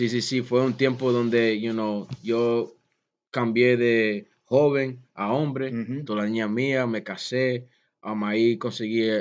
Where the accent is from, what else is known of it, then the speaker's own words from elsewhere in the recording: Puerto Rico; um, no podía beber, underage drinking, you know, uno siendo boricua con familia